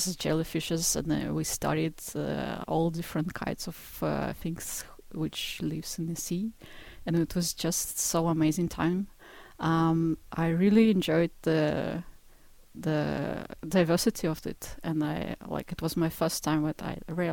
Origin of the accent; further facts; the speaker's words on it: Izhevsk, Udmurtia, Russia; moved away; I was born in the middle of Russia. It's a place called Ijevsk and it's a city close to Ural Mountains